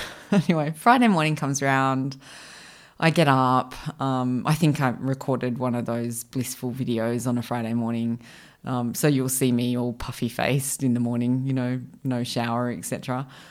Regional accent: Australia; I grew up in Australia

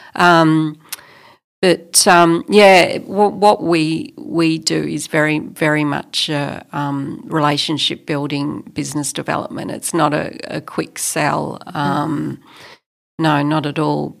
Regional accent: Australia; also born or lived in Melbourne, Australia; as an Australian, as a white Australian

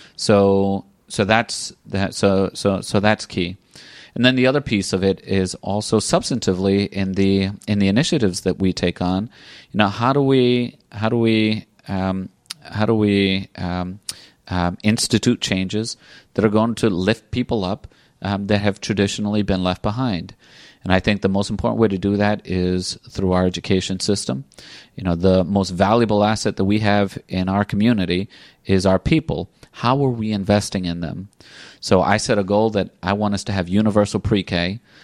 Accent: Providence, Rhode Island, United States; I grew up here in Providence. I lived my entire life in Providence

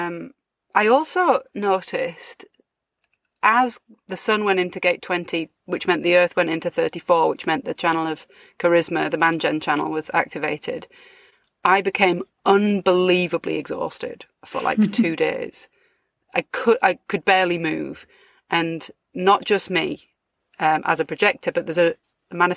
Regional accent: United Kingdom; moved away as an adult; now in France; my home country

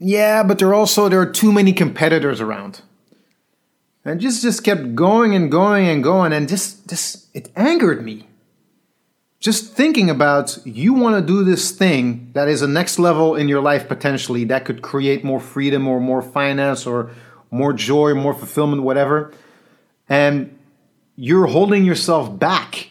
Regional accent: Belgium; moved away; some guys I grew up with in Belgium in the breaking scene

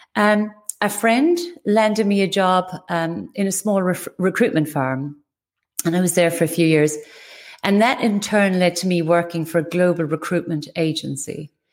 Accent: West Cork, Munster, Ireland; moved away; I was born in West Cork in Ireland. I was raised as one of eleven children

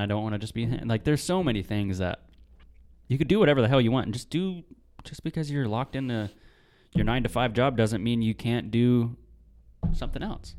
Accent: Marysville, Washington, United States; also born or lived in Tulalip, Washington; I was on the res, and, dude, the res was fun.

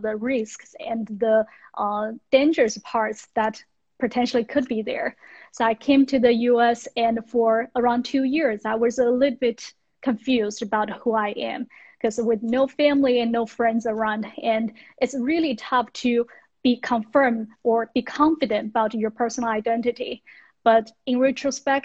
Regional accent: western China, China; moved away as an adult; also born or lived in United States; So I grew up in China in a Western town, which is not wealthy

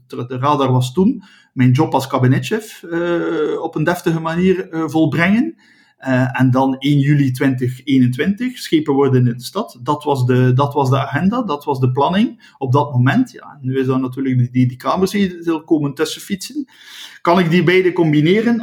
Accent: West Flanders, Belgium; Ik ben een West-Vlaming

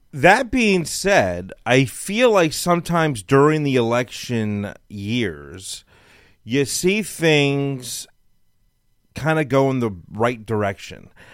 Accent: Los Angeles, California, United States; moved away as an adult; now in Texas, United States; I lived in L A my whole life.

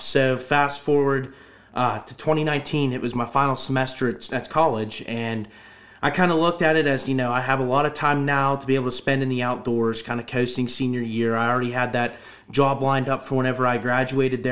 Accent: Butler County, Pennsylvania, United States; I'm from Butler County, born and raised.

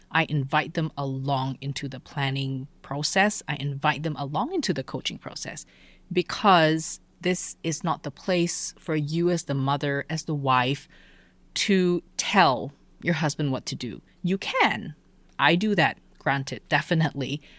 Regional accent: Malaysia; moved away as an adult; also born or lived in Alabama / Germany; I grew up in Malaysia

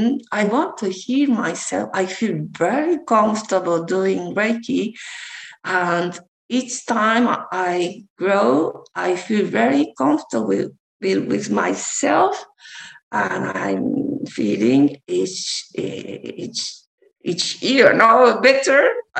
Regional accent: Japan; moved away; because I'm from Japan, my parents are from Japan, and I lived abroad for my father's job.

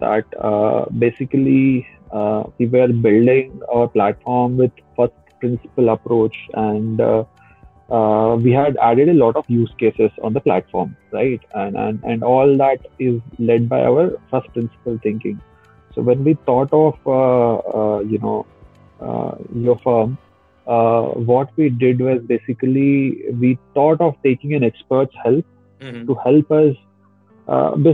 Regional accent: Kodad, Telangana, India; moved away; when I was a kid, right, I come from a small town called Kodar.

